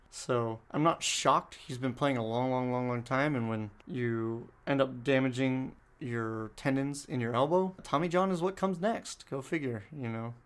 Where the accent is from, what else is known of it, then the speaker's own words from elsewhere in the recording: San Diego, California, United States; I grew up in San Diego watching the Lakers play